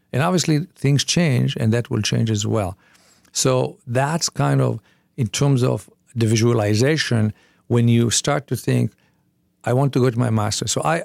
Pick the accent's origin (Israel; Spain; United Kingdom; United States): Israel; So I was born in Israel. We were 9 people in one room with a shared kitchen.